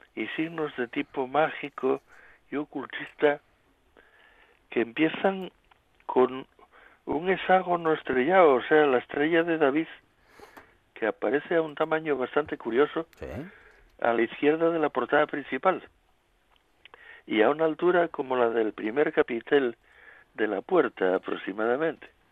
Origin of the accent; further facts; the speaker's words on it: Asturias, Spain; los asturianos somos diferentes